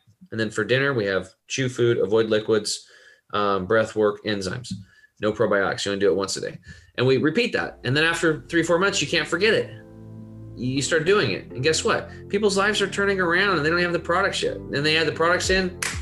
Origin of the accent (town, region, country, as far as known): Eastern Oregon, United States; born or raised there